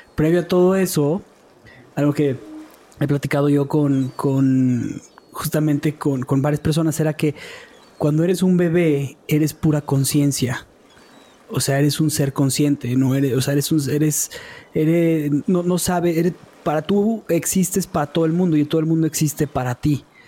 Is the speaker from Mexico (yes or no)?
yes; Mexico; also born or lived in Israel; soy mexicano